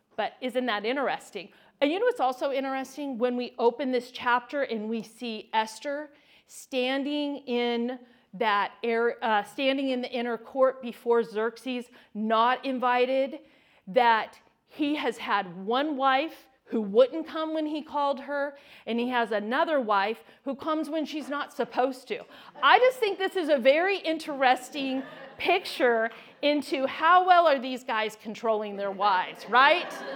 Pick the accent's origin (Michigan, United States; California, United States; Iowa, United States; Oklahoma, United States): California, United States; moved away; I was born and raised in California